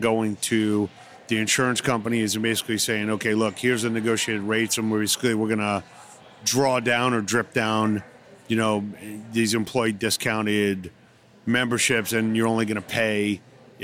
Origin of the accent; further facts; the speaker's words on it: New York City, New York, United States; I'm from New York City